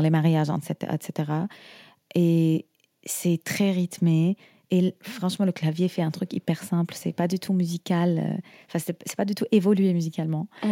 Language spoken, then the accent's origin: French; Syria